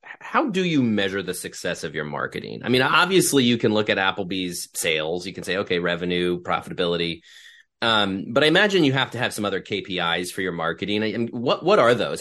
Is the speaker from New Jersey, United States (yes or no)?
no; Ohio, United States; I grew up in Ohio